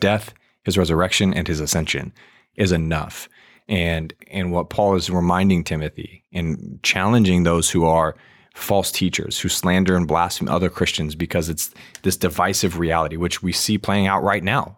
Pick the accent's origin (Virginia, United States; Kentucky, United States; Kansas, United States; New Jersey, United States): Virginia, United States; I grew up in Virginia.